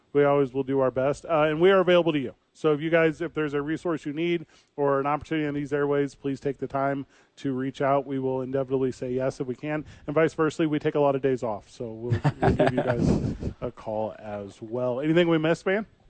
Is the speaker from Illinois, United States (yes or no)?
yes; Illinois, United States; we're both from Illinois